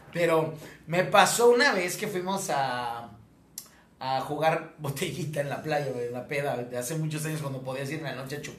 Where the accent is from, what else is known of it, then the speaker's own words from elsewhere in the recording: Mexico; como mexicano